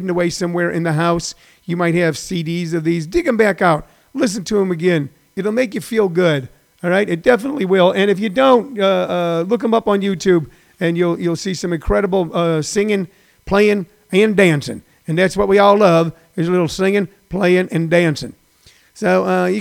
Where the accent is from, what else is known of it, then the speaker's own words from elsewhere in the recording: Midwest, United States; when I was a kid growing up in the Midwest.